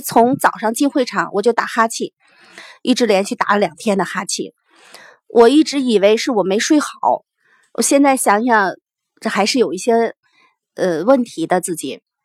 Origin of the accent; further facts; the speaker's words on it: Xi'an, Shaanxi, China; 刚好也是在我的，呃，住的地方，在家乡开嘛